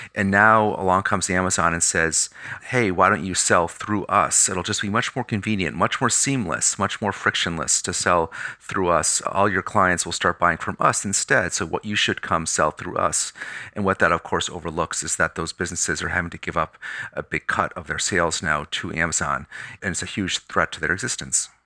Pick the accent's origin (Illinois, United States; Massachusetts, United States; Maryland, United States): Massachusetts, United States; Pittsfield; My hometown of Pittsfield, Mass